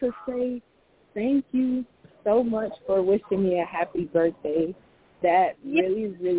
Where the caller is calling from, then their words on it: Japan; I'm calling in from Japan.